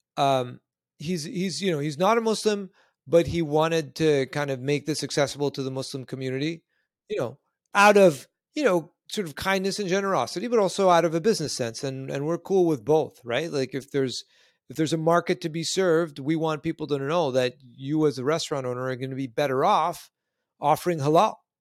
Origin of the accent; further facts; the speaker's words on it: Canada; moved away; I'm originally Canadian myself, uh, born further north